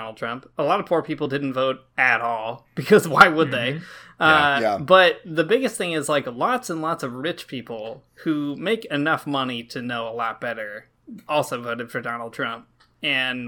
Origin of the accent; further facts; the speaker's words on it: rural Michigan, United States; moved away; my hometown in rural Michigan